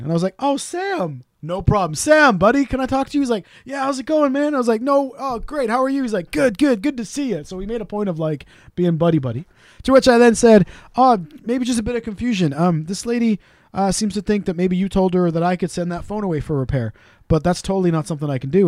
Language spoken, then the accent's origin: English; Wales, United Kingdom; We're Welsh.